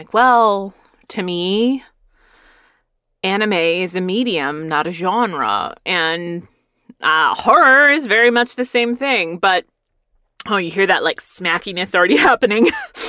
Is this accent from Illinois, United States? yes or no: no; Texas, United States; my grandma would put us all in her very barely functioning station wagon, and we would all drive to the nicer neighborhoods of West Texas.